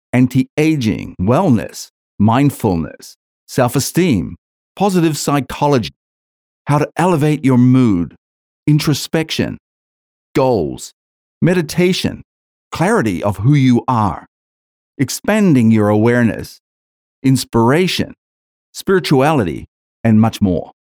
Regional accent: New Zealand; moved away as an adult; now in Australia; I'm originally from New Zealand, I grew up hating the entire education system

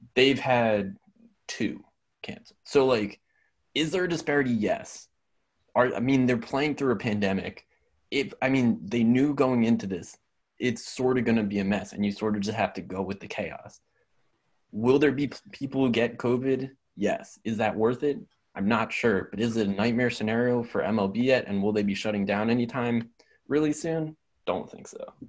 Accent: Cheltenham, Pennsylvania, United States; moved away as an adult; come from Cheltenham. That's where I met Jewel

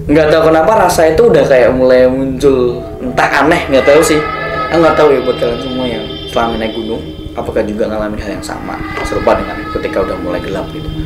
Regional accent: Surakarta, Central Java, Indonesia; Aku datang dari kotaku, dari kota Solo, berdua, hanya dua orang

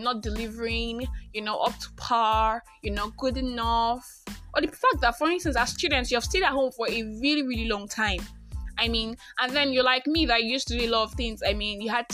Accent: Nigeria; I am Christian. I am Nigerian

